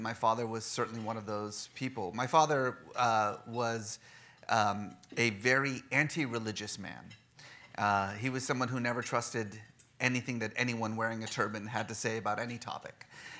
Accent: Bay Area, California, United States; also born or lived in Oklahoma; realizing America is actually quite larger than just Oklahoma, we headed west, like so many do, and I grew up mostly in the Bay Area in the 1980s, which wasn't the best time in the world to be either Iranian or Muslim in America

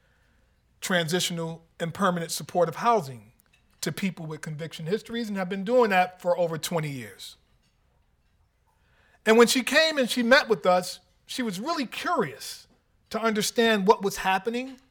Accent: New York City, New York, United States; I'm from New York City

